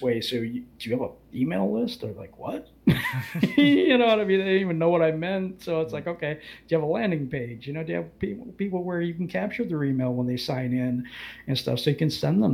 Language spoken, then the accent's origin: English; Muskegon, Michigan, United States; also born or lived in Bremerton, Washington; I grew up in Michigan. I grew up in Muskegon, Michigan.